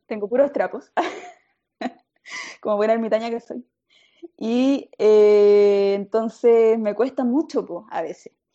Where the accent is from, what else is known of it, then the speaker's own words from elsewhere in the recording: Chile; now in Japan; yo como mi comida ah. tradicional chilena